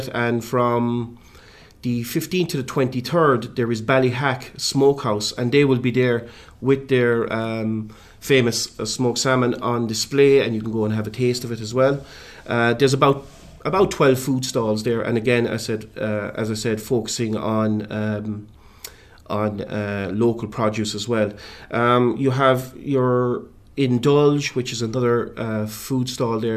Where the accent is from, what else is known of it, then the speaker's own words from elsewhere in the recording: West Limerick, Munster, Ireland; I'm actually from West Limerick